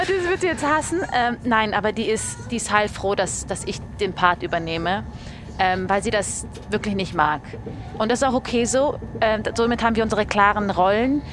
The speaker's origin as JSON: {"language": "German", "town": "Munich", "region": "Bavaria", "country": "Germany", "also_born_or_lived": "Berlin", "moved": "as an adult", "lives_now": "Zurich, Switzerland", "said": "ich komme ja aus München"}